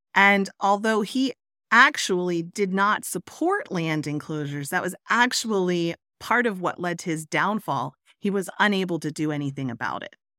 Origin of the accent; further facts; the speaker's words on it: Lancaster County, Pennsylvania, United States; I was raised in Lancaster County, Pennsylvania